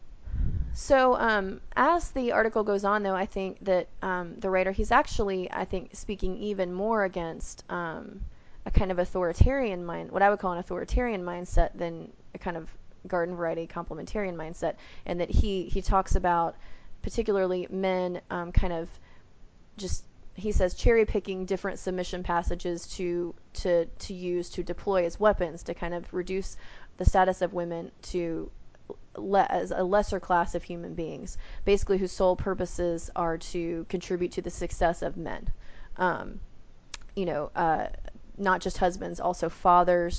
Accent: the South, United States; I'm Southern. But growing up in the South, everybody kind of gets called diminutive names all the time.

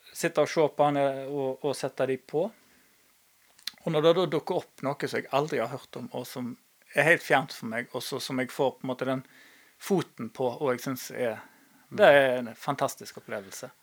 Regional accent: Norway; vi vokste opp på Haga

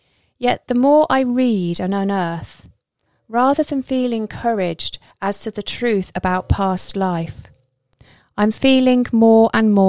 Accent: Isle of Skye, Scotland, United Kingdom; now in England; I'm not from here. I'm in the Midlands at the moment, but I'm from the Isle of Skye. I wasn't born there, hence I haven't got a Scottish accent. But that's where I've lived most of my life.

